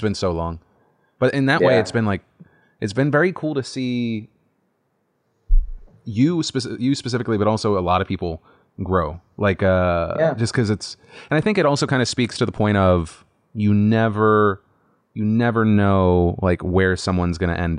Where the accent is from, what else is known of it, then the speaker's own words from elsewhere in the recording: North Carolina, United States; Cause I remember like when I was growing up in North Carolina, if I wanted to dance